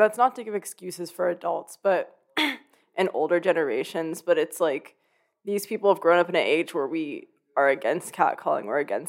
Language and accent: English; Oakland, California, United States; moved away as an adult; I grew up in Oakland, which is a almost predominantly Black city. It's just incredibly diverse.